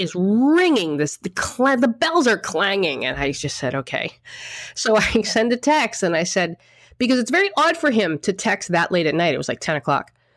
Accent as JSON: {"language": "English", "town": "Boston", "region": "Massachusetts", "country": "United States", "moved": "yes", "lives_now": "New York, United States", "said": "I'm from Boston."}